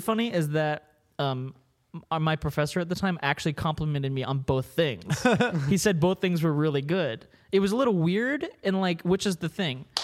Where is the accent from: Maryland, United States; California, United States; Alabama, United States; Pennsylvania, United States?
Maryland, United States; I grew up in Maryland